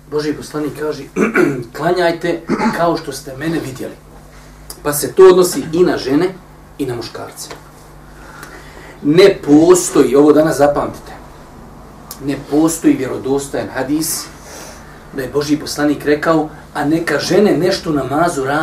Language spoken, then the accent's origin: Croatian; Bosnia & Herzegovina; kod nas u Bosni